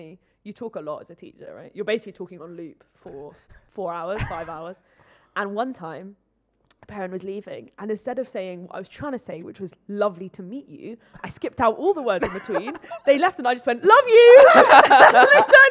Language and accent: English; Oxford, South East England, United Kingdom; moved away; also born or lived in London; I grew up in Oxford